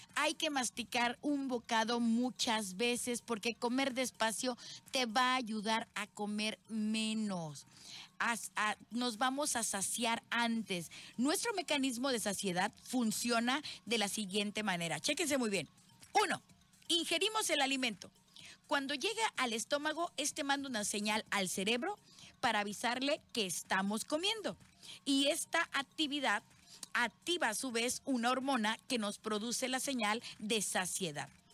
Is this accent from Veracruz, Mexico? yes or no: yes; Veracruz, Mexico; soy jarocha 100%